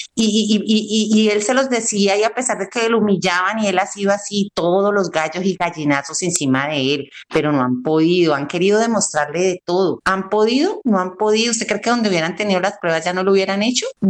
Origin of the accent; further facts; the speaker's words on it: Tuluá, Valle del Cauca, Colombia; moved away; soy de la ciudad, de la ciudad de Tuluá, del corazón del valle